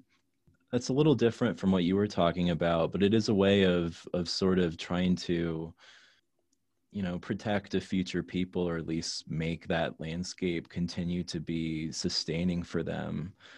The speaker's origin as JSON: {"language": "English", "region": "Florida", "country": "United States", "tie": "born or raised there", "said": "You know, growing up on the Gulf Coast of Florida"}